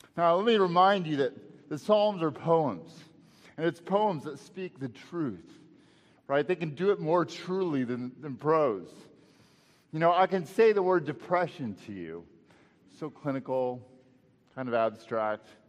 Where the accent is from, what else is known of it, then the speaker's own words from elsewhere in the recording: Texas, United States; moved away; back home to Texas, and uh, right by my hometown